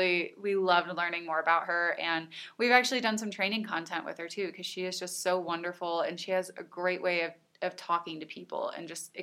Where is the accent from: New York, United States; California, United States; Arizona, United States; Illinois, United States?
Illinois, United States; now in Colorado, United States; I'm from Illinois.